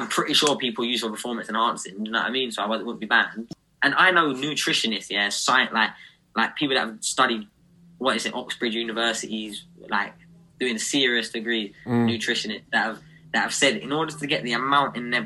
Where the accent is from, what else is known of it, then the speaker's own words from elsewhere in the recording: United Kingdom; Us as British fighters